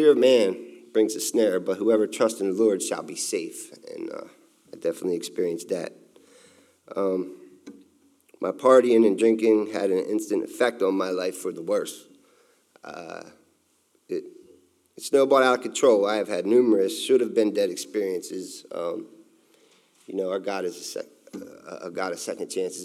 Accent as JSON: {"language": "English", "region": "Delaware", "country": "United States", "tie": "born or raised there", "said": "I was born in Delaware, and I was raised by my mother, a single mother"}